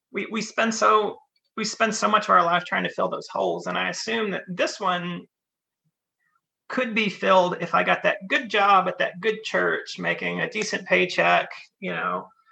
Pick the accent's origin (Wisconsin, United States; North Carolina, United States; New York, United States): North Carolina, United States; Western; moved away as an adult; also born or lived in Richmond, Virginia; now in Canada; I was born in Western North Carolina, partway up into the mountains. I grew up there, going to church there.